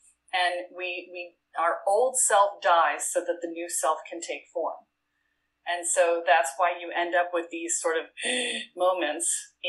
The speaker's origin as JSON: {"language": "English", "town": "Boston", "region": "Massachusetts", "country": "United States", "lives_now": "Richmond, United States", "said": "I moved from Boston to Richmond, Virginia, and you want to talk an identity shift, right? It's like I went from being a Yankee to being a Southerner, right?"}